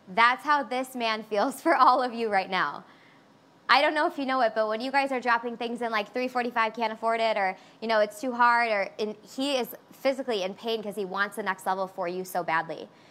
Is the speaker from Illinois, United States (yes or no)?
yes; Chicago, Illinois, United States; I'm a Chicagoan and I'm 100% Greek. So I want you to think about my family right now. South side of Chicago, 100% Greek